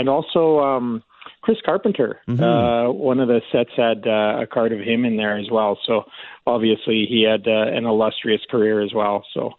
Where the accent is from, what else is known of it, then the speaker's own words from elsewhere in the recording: Medicine Hat, Alberta, Canada; I was raised in Medicine Hat.